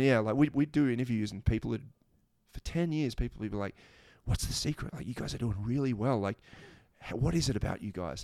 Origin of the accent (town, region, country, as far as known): Australia